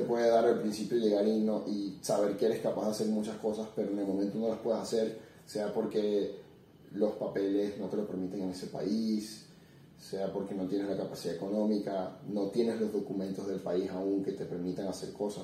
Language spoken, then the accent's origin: Spanish; Venezuela; moved away as an adult; yo salí de Venezuela en el 2016. Yo había estudiado ingeniería en computación hasta el año 2013, me gradué